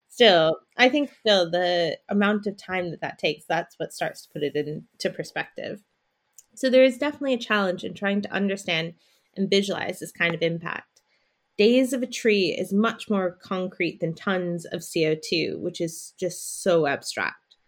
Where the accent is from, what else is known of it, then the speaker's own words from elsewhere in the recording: United States; now in London, United Kingdom; I'm from America, and I live in London